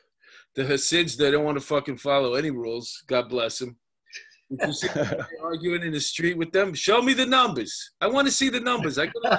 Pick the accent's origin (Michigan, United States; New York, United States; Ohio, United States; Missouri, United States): New York, United States; New York City; I grew up in Queens, in Astoria.